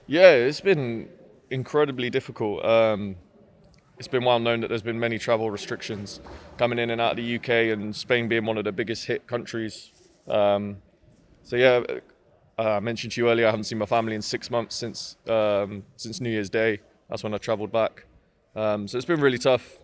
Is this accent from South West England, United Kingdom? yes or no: yes; Swindon, South West England, United Kingdom; I'm from Swindon, so it's quite a long way up, up to Manchester